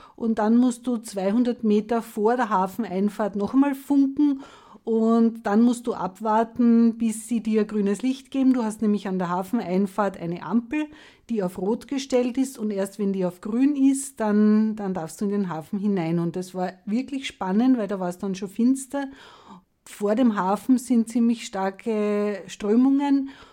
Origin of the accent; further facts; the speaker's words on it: Lower Austria, Austria; ich komme aus Niederösterreich